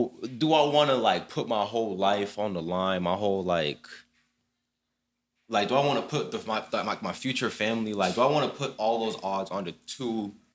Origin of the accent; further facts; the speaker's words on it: Broward County, Florida, United States; But I'm from Broward County, born and raised here. I got a little bit of Jamaican in me, but you know. Born and raised in Broward County. I went to Dillard High School. I also went to Parkway Middle.